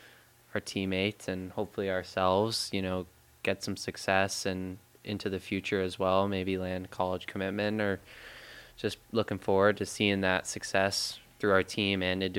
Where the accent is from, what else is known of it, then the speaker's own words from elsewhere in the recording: Los Angeles, California, United States; now in Alaska, United States; play in my hometown